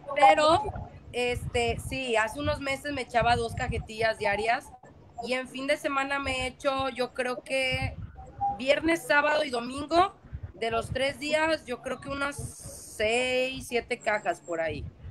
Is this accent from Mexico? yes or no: yes; Mexico